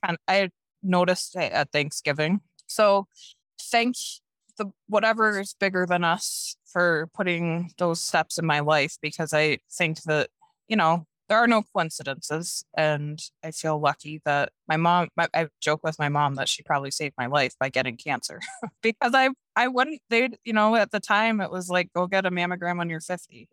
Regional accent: Norwich, New York, United States; moved away as an adult; also born or lived in Prescott, Arizona; now in Jackson, United States; I grew up in upstate New York in this little town called Norwich.

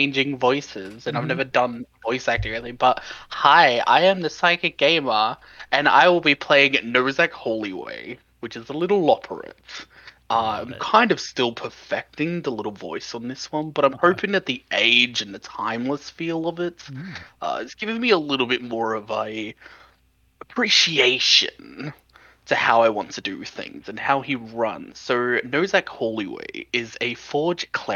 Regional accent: Sydney, New South Wales, Australia; accent: Australian; I am 26. I'm from Sydney in Australia.

